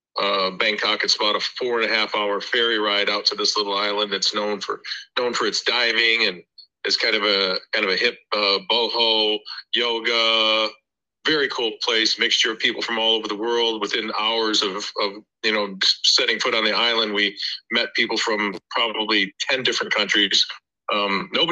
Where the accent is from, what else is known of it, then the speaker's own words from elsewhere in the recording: California, United States; now in Florida, United States; I was born in California.